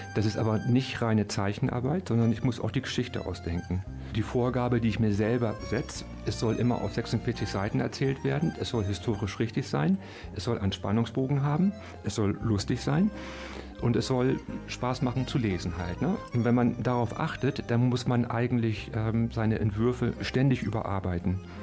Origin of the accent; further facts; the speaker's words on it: Hamburg, Germany; moved away as an adult; now in Aachen, Germany; Ich komme ursprünglich aus Hamburg und ich bin zum Studium nach Aachen gezogen wegen der Nähe zu Belgien